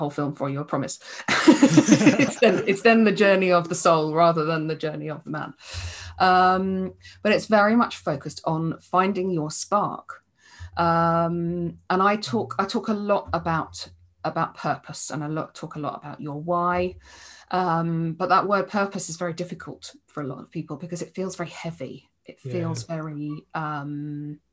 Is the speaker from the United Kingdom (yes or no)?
yes; England, United Kingdom; I'm English